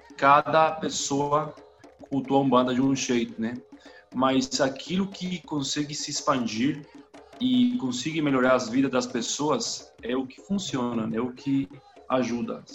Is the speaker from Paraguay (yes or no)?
yes; Paraguay; Portuguese is a second language; also born or lived in Brazil; eu moro no Paraguai, eu sou paraguaio, eu falo espanhol, sotaque, assim, todo dia espanhol.